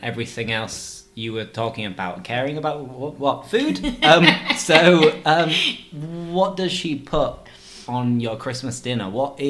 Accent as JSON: {"language": "English", "region": "Yorkshire and the Humber", "country": "United Kingdom", "said": "But yeah, I'm from Yorkshire. It might not sound like it sometimes, but I'm from Yorkshire."}